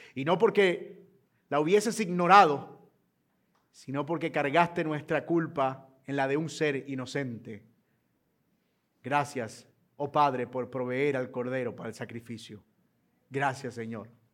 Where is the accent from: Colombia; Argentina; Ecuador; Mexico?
Colombia; los colombianos somos muy gentiles